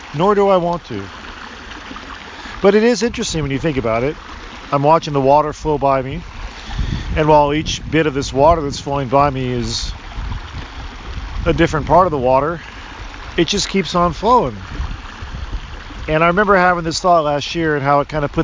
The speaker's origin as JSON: {"language": "English", "area": "Puget Sound region", "region": "Washington", "country": "United States", "moved": "yes", "said": "I come from the Puget Sound region"}